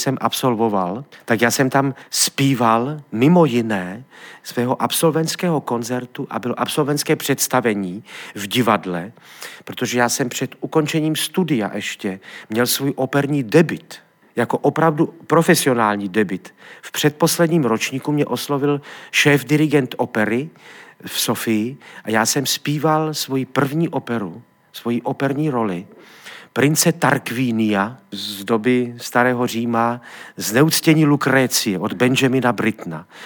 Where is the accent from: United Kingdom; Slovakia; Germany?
Slovakia; Trenčín, Trenčín Region; moved away as an adult; also born or lived in Sofia, Bulgaria; do Trenčina, do mého rodného města